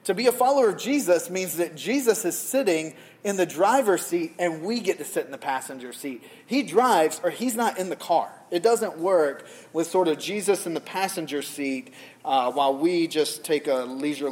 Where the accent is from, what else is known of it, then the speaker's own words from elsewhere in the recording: the South, United States; now in New England, United States; I'm from the South. In the South, we don't do conflict.